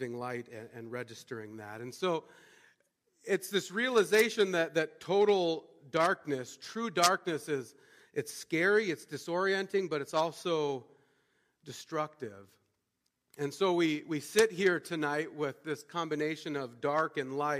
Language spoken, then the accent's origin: English; Montana, United States; I grew up in Montana, and growing up in Montana, you get the chance to see a lot of beautiful stuff